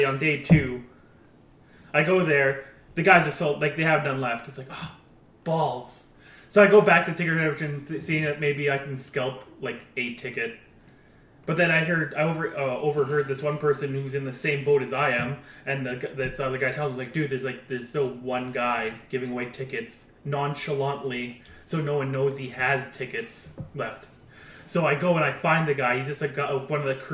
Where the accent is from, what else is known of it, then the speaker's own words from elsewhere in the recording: Canada; I'm a Canadian.